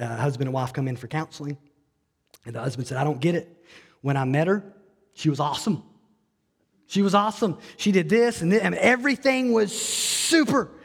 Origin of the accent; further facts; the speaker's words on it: Alabama, United States; I grew up in Alabama